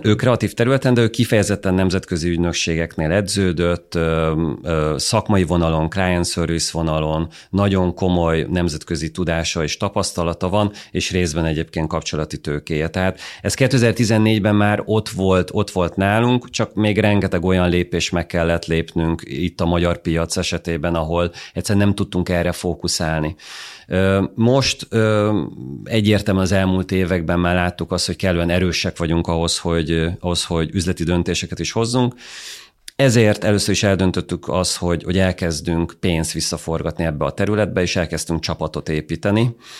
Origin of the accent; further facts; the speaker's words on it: Hungary; magyarok vagyunk Nyugat-Európában